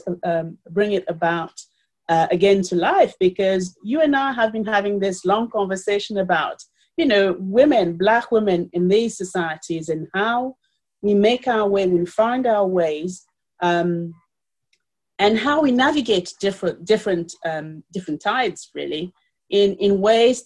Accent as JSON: {"language": "English", "town": "Paris", "region": "Île-de-France", "country": "France", "tie": "born or raised there", "also_born_or_lived": "Cameroon", "moved": "as an adult", "lives_now": "United Kingdom", "said": "I was born in Cameroon, and I grew up in Paris, and I live in the UK"}